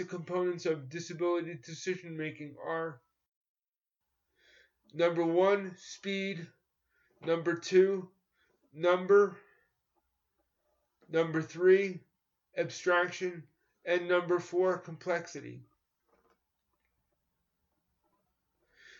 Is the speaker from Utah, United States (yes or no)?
no; New York, United States; born or raised there